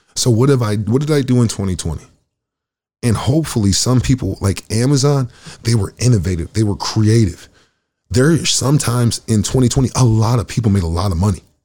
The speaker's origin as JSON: {"language": "English", "region": "Michigan", "country": "United States", "also_born_or_lived": "Oklahoma", "moved": "as an adult", "lives_now": "Winnipeg, Canada", "said": "I'm from Michigan"}